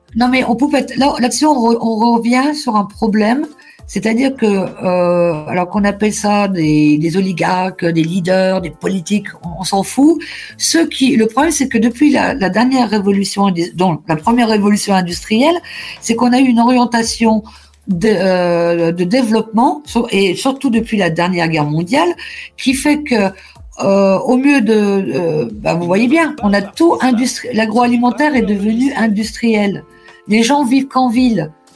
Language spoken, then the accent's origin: French; Lorraine, Grand Est, France; je suis de la Lorraine